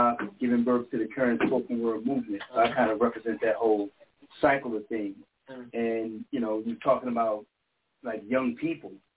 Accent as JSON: {"language": "English", "town": "Baltimore", "region": "Maryland", "country": "United States", "said": "I'm originally from Baltimore"}